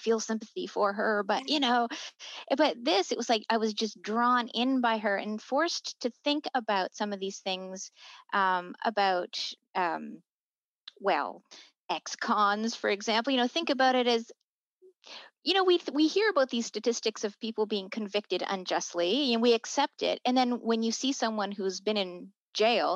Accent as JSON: {"language": "English", "country": "United States", "tie": "born or raised there", "said": "I grew up in the States in the 70s"}